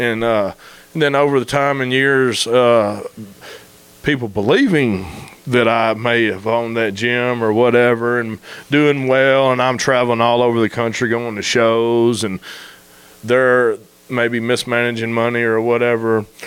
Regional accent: Memphis, Tennessee, United States; moved away as an adult; also born or lived in Marion; now in Searcy, United States; I grew up in Memphis

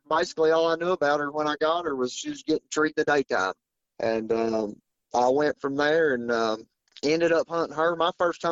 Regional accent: North Carolina, United States; I'm from North Carolina

